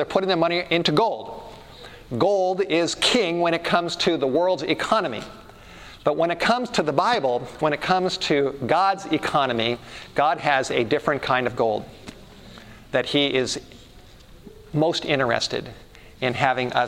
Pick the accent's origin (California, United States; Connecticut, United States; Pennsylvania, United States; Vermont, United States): California, United States; Los Angeles; as a teenager, growing up in the Hollywood Hills